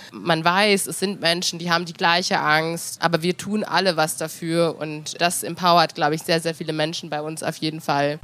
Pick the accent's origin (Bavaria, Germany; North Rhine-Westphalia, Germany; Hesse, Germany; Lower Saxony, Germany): Lower Saxony, Germany; Hanover; wenn ich aus Hannover beantworte